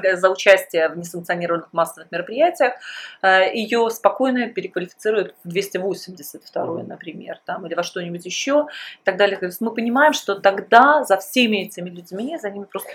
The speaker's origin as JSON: {"language": "Russian", "country": "Belarus", "also_born_or_lived": "Russia", "moved": "as an adult", "said": "в 2001 году я уехала из Беларуси, я уехала вначале в Россию"}